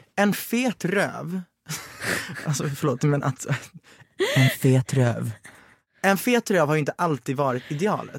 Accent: Växjö, Kronoberg County, Sweden; jag är från Växjö

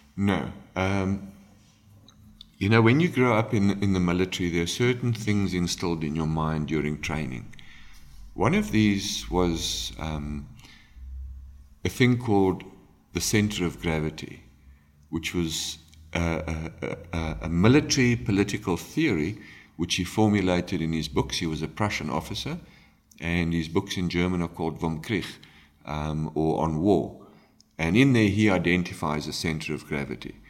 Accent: South Africa; we live in South Africa, we are ultimately Africans

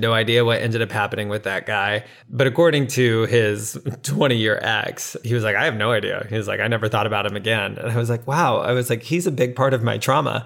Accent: Navarre, Florida, United States; moved away as an adult; now in New York City, United States; I grew up in a small town outside of Pensacola, Florida, called Navarre

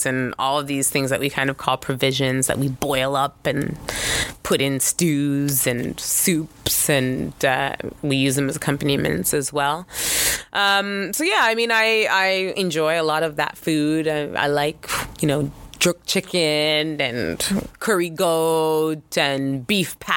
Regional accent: Canada; I'm Canadian

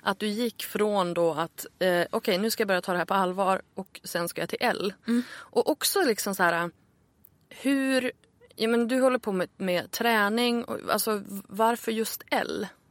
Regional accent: Örnsköldsvik, Västernorrland County, Sweden; moved away; also born or lived in Stockholm; Jag flyttade ju tillbaka till Örnsköldsvik där jag är född för ett år sedan ungefär. Mm. Efter att ha bott i Stockholm i 12 år

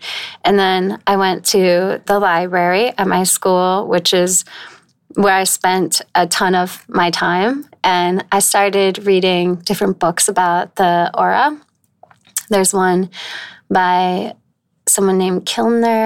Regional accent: northeastern Connecticut, United States; now in New York, United States; I grew up in northern Connecticut, like northeastern Connecticut

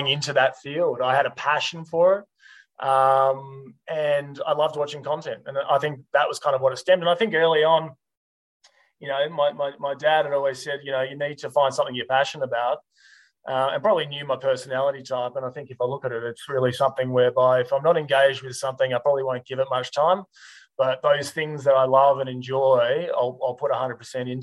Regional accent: Melbourne, Victoria, Australia; moved away as an adult; now in Sydney, Australia; I grew up in Melbourne, obviously now based in Sydney, but Melbourne boy through and through.

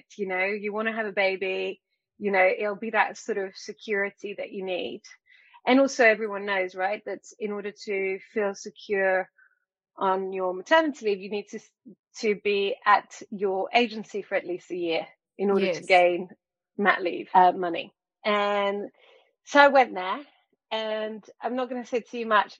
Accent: France; moved away; I grew up in France

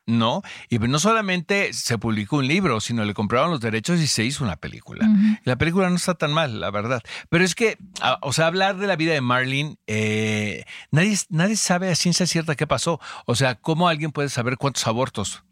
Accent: United States; now in Mexico; Yo que vengo de Gringolandia, ya sabes que eh, estudié allá y crecí allá.

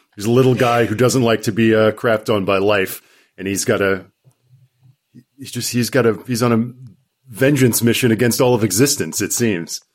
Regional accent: North Carolina, United States; I'm from North Carolina

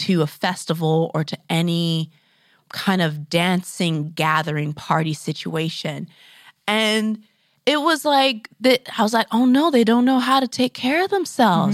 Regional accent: Grand Forks, British Columbia, Canada; moved away; I grew up in Grand Forks

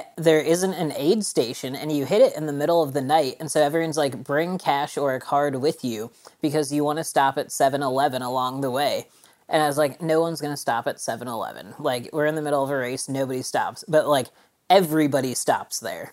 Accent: Illinois, United States; moved away as an adult; also born or lived in Boulder, Colorado / Leadville, Colorado / Las Vegas, Nevada; I moved back to Illinois and basically my hometown because I got married

